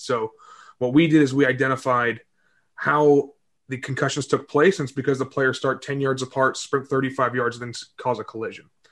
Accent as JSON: {"language": "English", "town": "Southlake", "region": "Texas", "country": "United States", "tie": "born or raised there", "also_born_or_lived": "Greenwich, Connecticut", "said": "I was born in Connecticut. Um, my dad had a tire shop out in uh, Greenwich, and then we moved to Texas when I was seven"}